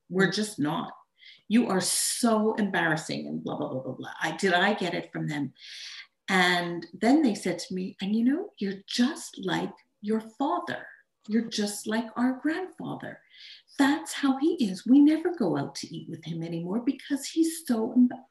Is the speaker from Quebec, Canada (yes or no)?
yes; Montreal, Quebec, Canada; also born or lived in Tucson, Arizona; I'm from Montreal, Canada